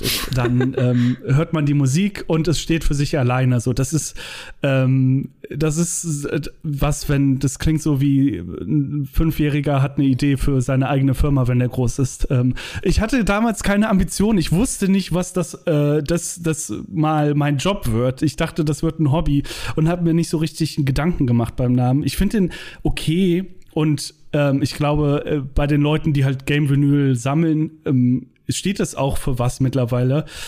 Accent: Langenfeld, North Rhine-Westphalia, Germany; Langenfeld, da wo ich herkomme, zwischen Köln und Düsseldorf

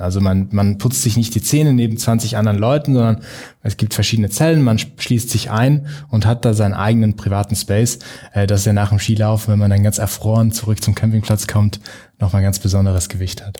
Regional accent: South Tyrol, Trentino-Alto Adige, Italy; Als Südtiroler

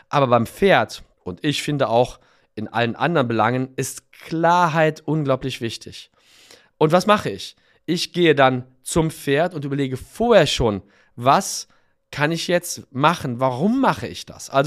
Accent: Cologne, North Rhine-Westphalia, Germany; born there; ich bin in Köln geboren und habe da studiert und auch lange Zeit gearbeitet.

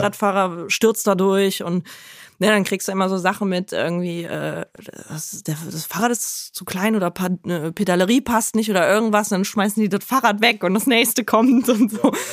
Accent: Cologne, North Rhine-Westphalia, Germany; ich bin in der Innenstadt groß geworden

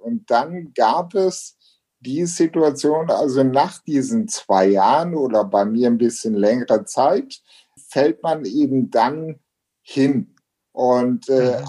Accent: Ruhr area, North Rhine-Westphalia, Germany; also born or lived in Essen; hier bei uns zu Hause in Deutschland, im Ruhrgebiet, an Rheinland, an Rhein und Ruhr

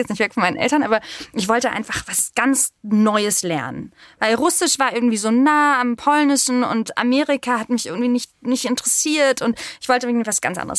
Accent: Berlin, Germany; Ich bin aber tatsächlich richtiger Berliner, also Ur-Berliner. Ich bin in Berlin-Zehlendorf geboren, aufgewachsen in Steglitz und natürlich mehrsprachig aufgewachsen

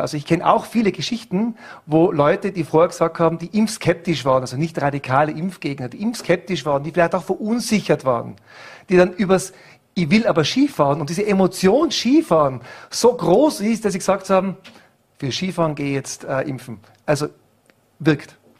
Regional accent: Germany; als Deutscher

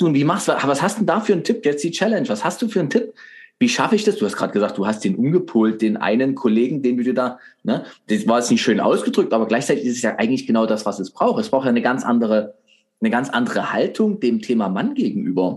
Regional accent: Dresden, Saxony, Germany; now in Leipzig, Germany; ich bin ja geborener Dresdner

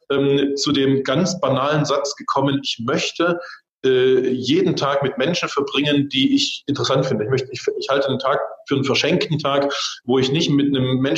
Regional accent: East Germany, Germany; ich komme aus dem Osten.

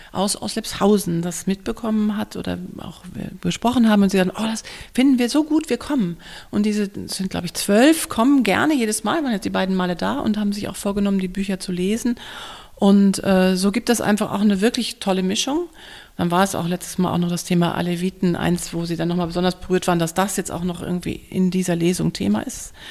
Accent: North Rhine-Westphalia, Germany; ich komme auch aus dem Ruhrgebiet

